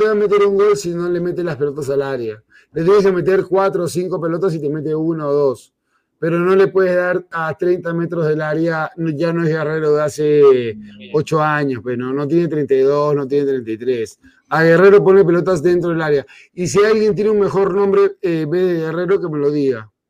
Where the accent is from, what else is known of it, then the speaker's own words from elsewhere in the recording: Peru; como peruano